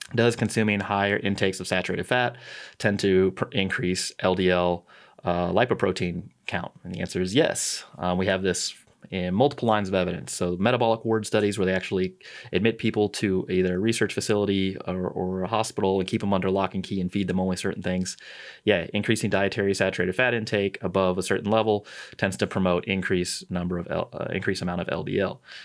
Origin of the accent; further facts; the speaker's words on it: St. Louis, Missouri, United States; moved away; I'm from Saint Louis. I'm a Cardinals fan.